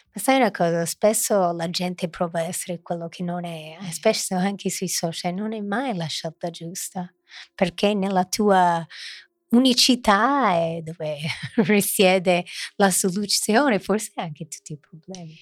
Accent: Milan, Lombardy, Italy; born or raised there

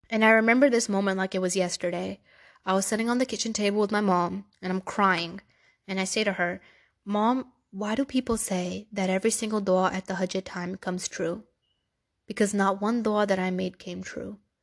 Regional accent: New York City, New York, United States; I was born in Brooklyn, New York. I've lived there my whole life.

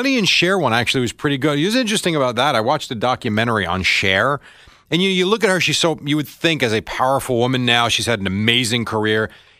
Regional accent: Raritan, New Jersey, United States; my first game as a freshman quarterback was against Raritan High School, which was like my hometown growing up.

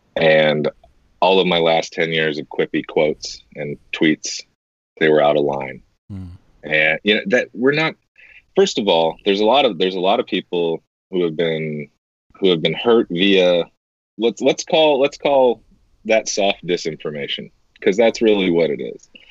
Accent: United States; I, as an American, I'll speak for a lot of us here in America.

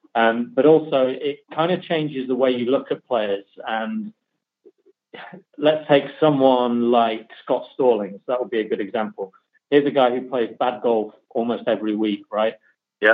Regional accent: the middle of England, Midlands, United Kingdom; now in north of England, United Kingdom; I'm from the middle of England, um, I live in the north of England, but I try not to sound like uh, someone from the north of England as best I can.

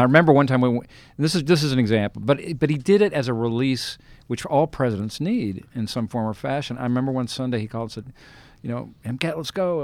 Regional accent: Colorado, United States; I'm the guy from Colorado and, you know, the bland Colorado

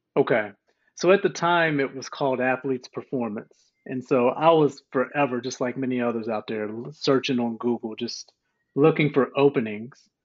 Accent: White Sulphur Springs, West Virginia, United States; moved away as an adult; also born or lived in Akron, Ohio / North Carolina; I was born in Akron, Ohio, but raised in White Sulphur Springs, West Virginia.

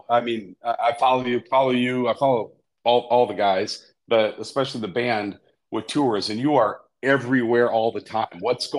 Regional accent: Rhinelander, Wisconsin, United States; now in Indiana, United States; I'm from Wisconsin. I took a wrong turn, ended up in Indiana

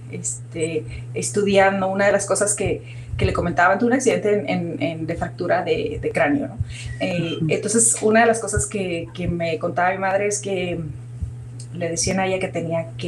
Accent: Mazatlán, Sinaloa, Mexico; also born or lived in Sonora / Chihuahua; yo crecí, nací en Sinaloa, en Mazatlán, y luego crecí entre Sonora y Sinaloa, entre yendo de Mazatlán a Ciudad Obregón

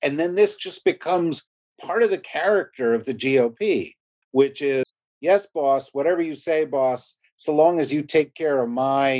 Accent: New Jersey, United States; I'm from New Jersey, and we take our rest areas and our turnpike exits very seriously.

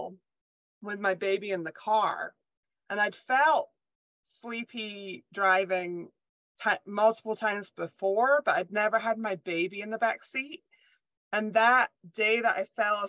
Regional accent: Scotland, United Kingdom; moved away; I was born and raised in Scotland

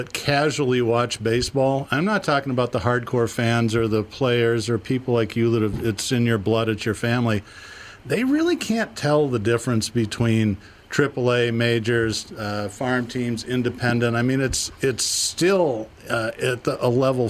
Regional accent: Boston, Massachusetts, United States; now in Twin Cities, United States; I grew up in Boston. I've lived in the Twin Cities for most of my life

